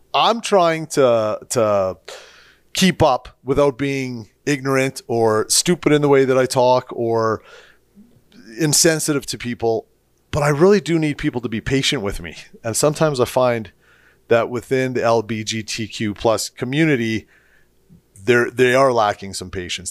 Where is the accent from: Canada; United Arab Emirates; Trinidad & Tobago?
Canada; St. Albert, Alberta; I grew up in Straight Albert, uh, same era as you